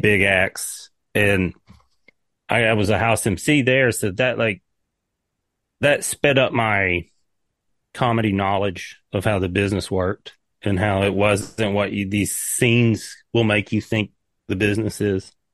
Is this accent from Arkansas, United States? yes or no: no; East Tennessee, United States; moved away as an adult; also born or lived in Nashville / Seattle; I'm a hillbilly from East Tennessee.